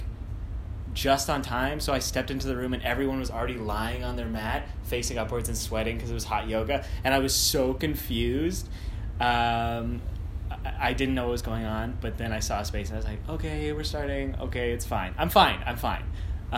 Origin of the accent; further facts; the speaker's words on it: Winnipeg, Manitoba, Canada; now in Toronto, Canada; I'm from Winnipeg